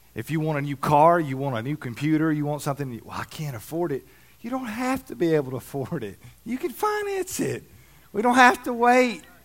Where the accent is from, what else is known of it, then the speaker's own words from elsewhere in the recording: Alabama, United States; moved away; I grew up in Alabama